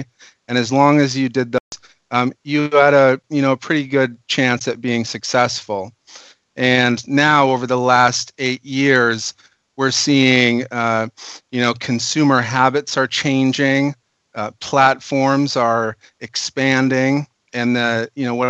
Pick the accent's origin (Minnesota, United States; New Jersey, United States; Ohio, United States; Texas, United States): Minnesota, United States; now in California, United States; I'm actually a Minnesotan